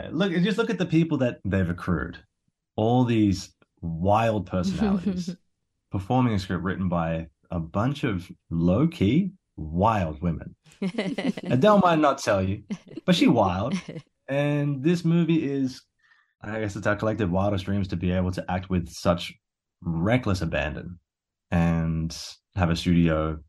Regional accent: Australia; I'm Australian. I walk barefoot everywhere.

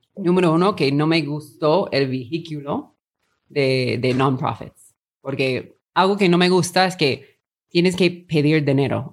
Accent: Long Beach, California, United States; Spanish is a second language; moved away as an adult; also born or lived in Peru / China / Mexico City; Yo estudié mi colegio y high school en como Los Ángeles

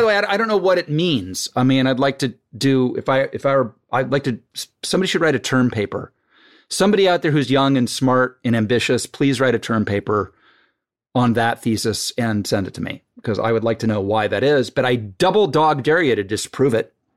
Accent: Dayton, Ohio, United States; moved away; also born or lived in Virginia; I'm from Dayton, so suburb

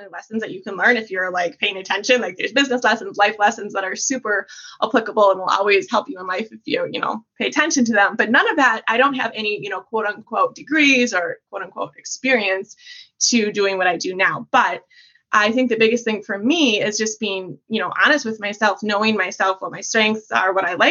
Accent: Midwest, United States; also born or lived in Wisconsin; I am from the Midwest. I live in Wisconsin

